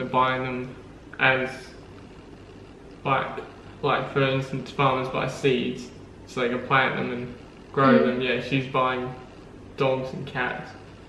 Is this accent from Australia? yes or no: yes; Australia; Australia is of course real. I know this because I'm Australian.